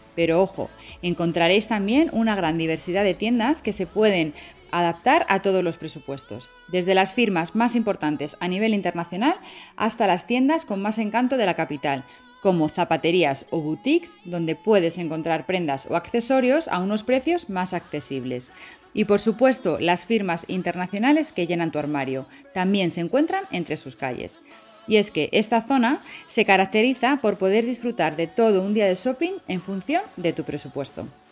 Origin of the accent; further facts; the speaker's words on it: Madrid, Community of Madrid, Spain; un trocito de mi país, en concreto de mi ciudad natal, Madrid